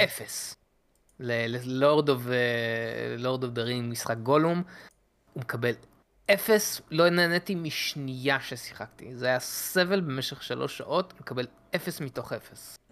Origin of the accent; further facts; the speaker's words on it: Israel; בתור ישראלים